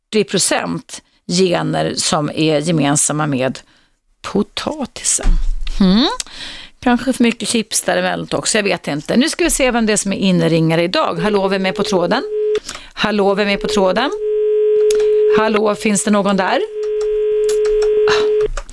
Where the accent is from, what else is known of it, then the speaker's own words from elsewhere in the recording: Dalarna County, Sweden; Jag härstammar från Dalarna där man säger jag kan själv